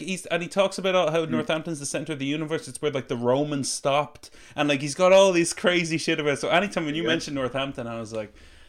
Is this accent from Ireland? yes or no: yes; Portlaoise, Leinster, Ireland; I'm from Port Leash